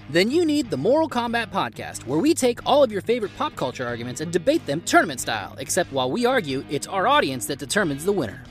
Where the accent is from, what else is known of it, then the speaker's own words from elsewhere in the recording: San Diego, California, United States; My hometown did not support the Chargers